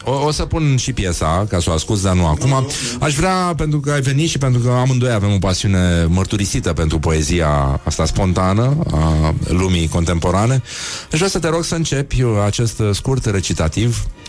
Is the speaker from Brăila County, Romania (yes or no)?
yes; Brăila, Brăila County, Romania; eu sunt din Brăila